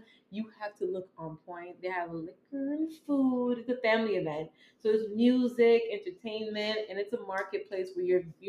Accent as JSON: {"language": "English", "country": "Jamaica", "moved": "yes", "lives_now": "United States", "said": "my traditions of being Jamaican."}